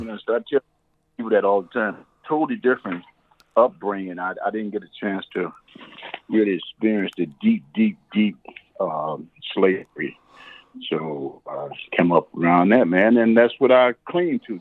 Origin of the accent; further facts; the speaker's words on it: Chicago, Illinois, United States; I grew up, uh, born and raised in Chicago